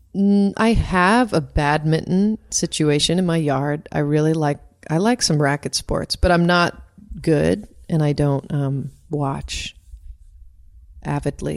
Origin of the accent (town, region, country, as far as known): Doylestown, Pennsylvania, United States; born or raised there; moved away as an adult; also born or lived in Southern California; now in California, United States